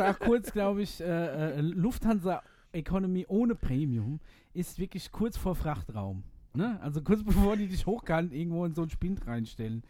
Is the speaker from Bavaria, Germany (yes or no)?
yes; Aschaffenburg, Bavaria, Germany; hier in Aschaffenburg